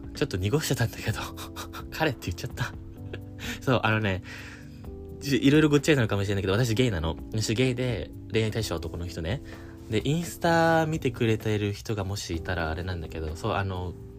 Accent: Japan; first language Japanese; now in United States; 私の場合だと日本人

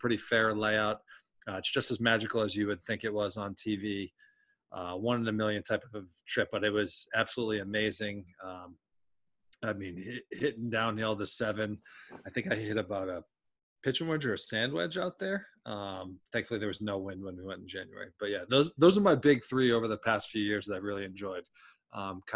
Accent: New England, United States; We grew up in New England

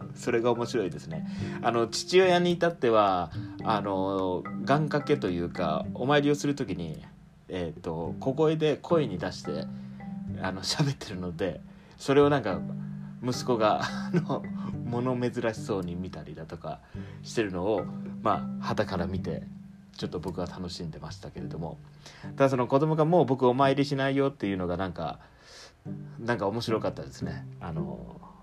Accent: rural Fukuoka, Japan; moved away as an adult; now in Kanto, Japan; 福岡市の田舎にいてでそこから、えーと、と高校卒業とともに

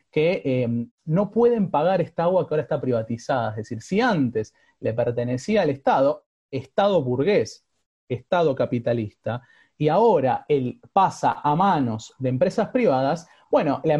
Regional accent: Bolivia; Digo, no solamente soy boliviano, también soy aymara, por ejemplo.

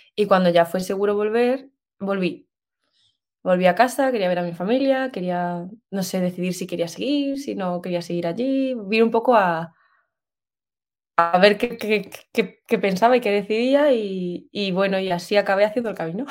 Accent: Extremadura, Spain; also born or lived in Seville / Australia; soy de Extremadura, como no me escuchan por todo el mundo, es una región de España. Eh, nací en el norte, pero luego me he criado en un pueblito que se llama Mendalejo

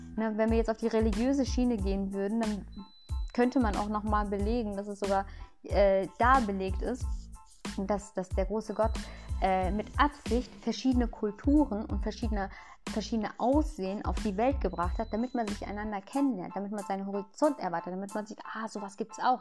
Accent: Lünen, North Rhine-Westphalia, Germany; also born or lived in Ahlen; Ich bin in Lünen geboren.

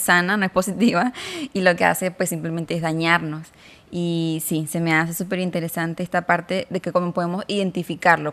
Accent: Venezuela; moved away as an adult; now in Mexico; yo soy de Venezuela, me vine para acá, para México

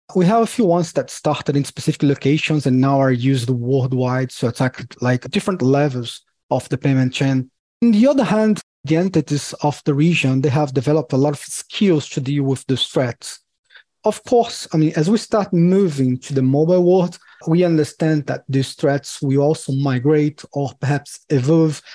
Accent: Brazil; I'm from Brazil

